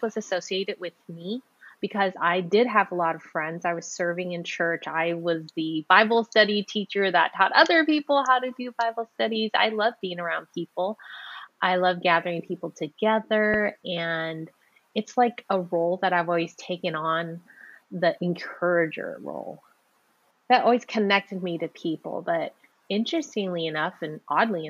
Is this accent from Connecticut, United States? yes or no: no; San Francisco, California, United States; I was born in San Francisco Chinatown